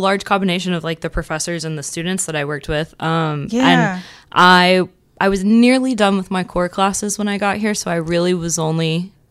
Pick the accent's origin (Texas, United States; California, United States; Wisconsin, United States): Texas, United States; Port Neches; I'm from Port Neches.